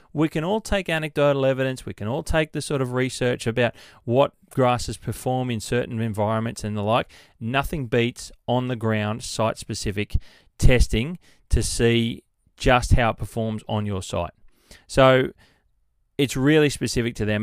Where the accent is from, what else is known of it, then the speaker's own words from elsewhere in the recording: New South Wales, Australia; my home state of New South Wales